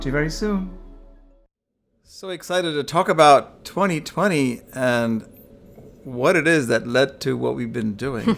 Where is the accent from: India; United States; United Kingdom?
India; I'm from India